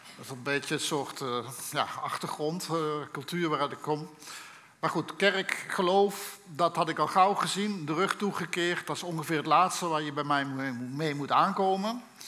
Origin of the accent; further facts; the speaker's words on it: Limburg, Netherlands; Ik ben opgegroeid in een, eh, in een Limburgs gezin